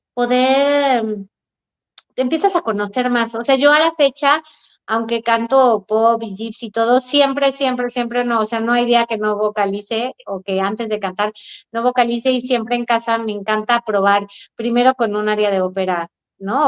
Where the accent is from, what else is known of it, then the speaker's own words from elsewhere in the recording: Aguascalientes, Mexico; moved away; mi tierra, Aguascalientes